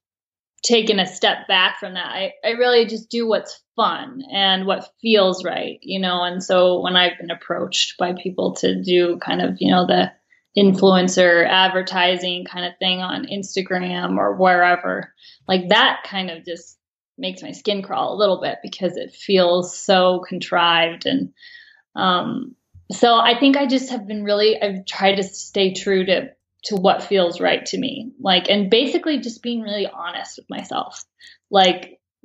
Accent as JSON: {"language": "English", "town": "Valdez", "region": "Alaska", "country": "United States", "tie": "born or raised there", "moved": "as an adult", "lives_now": "Teton Valley, Idaho, United States", "said": "I grew up in Valdez, Alaska"}